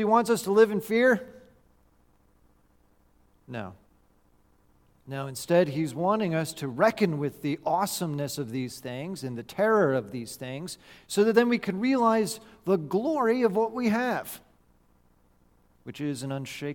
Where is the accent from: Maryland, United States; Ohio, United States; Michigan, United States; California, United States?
California, United States; Growing up in California, back in 1989, when I was a 9-year-old boy watching the World Series